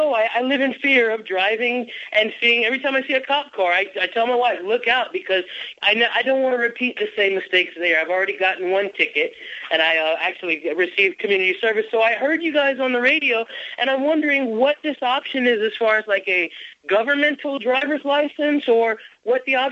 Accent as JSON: {"language": "English", "region": "Florida", "country": "United States", "tie": "born or raised there", "moved": "yes", "lives_now": "California, United States", "said": "the state of Florida, which is my home state"}